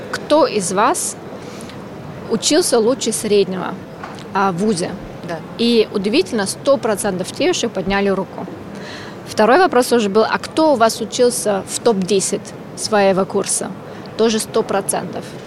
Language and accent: Russian; Austria; Russian is a second language; now in Russia; я ещё и иностранка. Я родилась в Австрии, я работаю в России